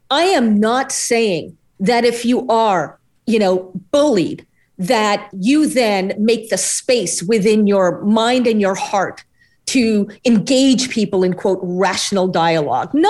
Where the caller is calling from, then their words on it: New York City, New York, United States; here in the United States, uh, I'm joining you from New York City